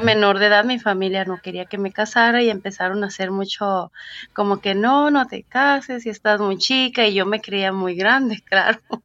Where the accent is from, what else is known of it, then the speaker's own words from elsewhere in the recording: Ensenada, Baja California, Mexico; moved away as an adult; now in United States; Nací en la ciudad de Ensenada, Baja California